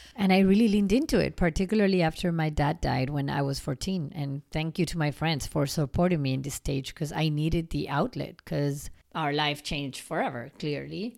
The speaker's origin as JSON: {"language": "English", "country": "Argentina", "tie": "born or raised there", "moved": "yes", "said": "growing up in Argentina and our family and how we were raised"}